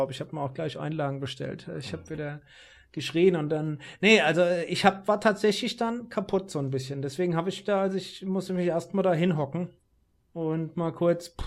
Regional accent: Rhenish Hesse, Rhineland-Palatinate, Germany; ich bin ja hier als Lokalpatriot

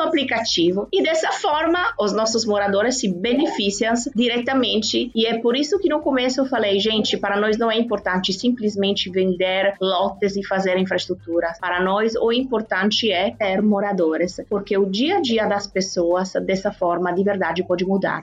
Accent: Turin, Piedmont, Italy; Portuguese is a second language; moved away as an adult; now in Ceará, Brazil; Eu sou de Turim, como você falou, na Itália, e trabalhei sempre no mercado imobiliário. E oito anos atrás me mudei aqui para o Brasil

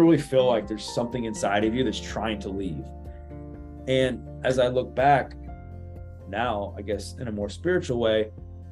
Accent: Baltimore, Maryland, United States; Born and raised in Baltimore, Maryland, in the greater Baltimore, Maryland area

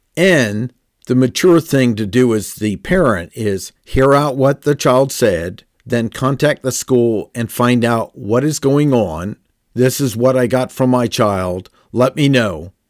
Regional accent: Washington, District of Columbia, United States; Growing up in Washington, D C

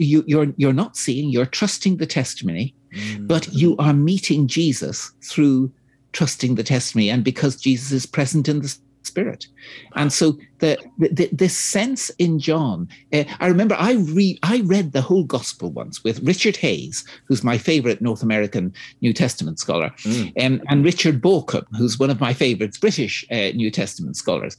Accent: Dublin, Leinster, Ireland; I'm Irish myself, of course, I'm from the small Anglican Church of Ireland in, you know, 3% in Dublin.

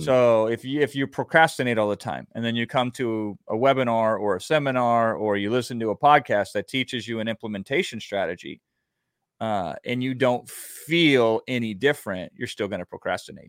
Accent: Iowa, United States; I grew up in Iowa

